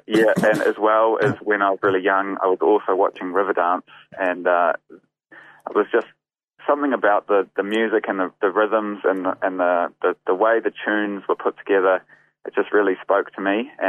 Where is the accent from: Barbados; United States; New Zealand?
New Zealand; Wellington; moved away as an adult; also born or lived in Golden Bay; now in Dunedin, New Zealand; back in Wellington when I lived there. I grew up in Wellington.